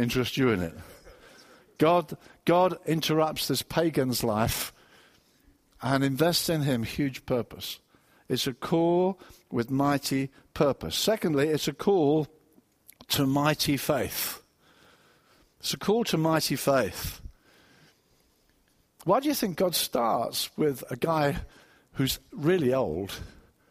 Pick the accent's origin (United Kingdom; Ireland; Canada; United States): United Kingdom; Brighton, South East England; I come from Brighton